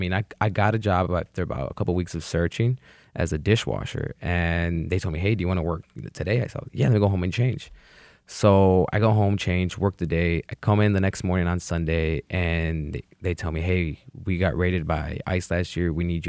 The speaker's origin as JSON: {"language": "English", "country": "United States", "tie": "born or raised there", "said": "I grew up in America undocumented"}